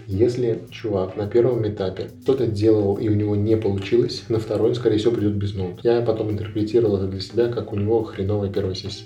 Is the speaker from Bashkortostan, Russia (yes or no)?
no; Ulyanovsk Oblast, Russia; moved away as an adult; also born or lived in Samara; now in Moscow, Russia; Я из России. Я родился в Ульяновской области, угу. учился в Самаре, сейчас живу в Москве.